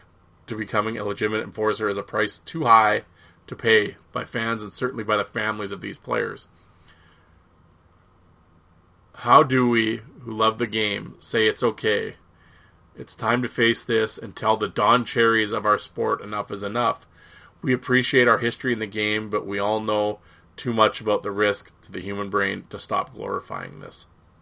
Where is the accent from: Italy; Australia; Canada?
Canada; as a fan of the page, as a Canadian, I have my own top 5 enforcers list.